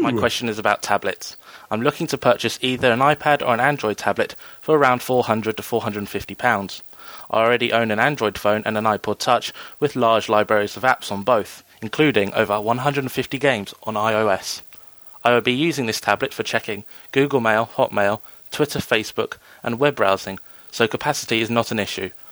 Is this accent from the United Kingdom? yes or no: yes; Hastings, South East England, United Kingdom; I come from Hastings in the U K, which is famous for two reasons